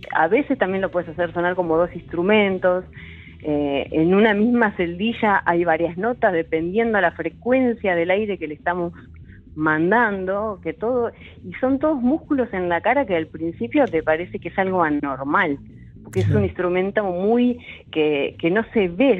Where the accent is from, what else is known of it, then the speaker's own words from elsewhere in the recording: Bella Vista, Argentina; Yo nací en Bellavista